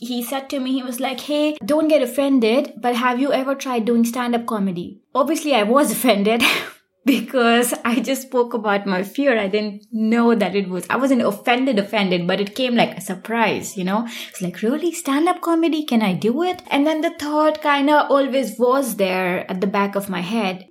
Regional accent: India; moved away as an adult; now in Germany; I am originally from India

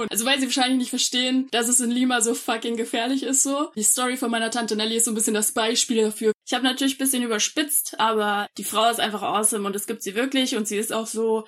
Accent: Munich, Bavaria, Germany; Ich bin einundzwanzig Jahre alt, äh, geboren in München.

